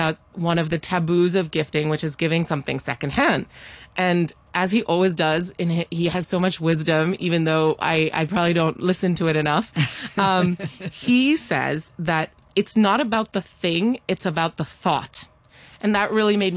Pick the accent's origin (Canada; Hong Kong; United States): Hong Kong; I grew up in Hong Kong, where, of course, we do love presenting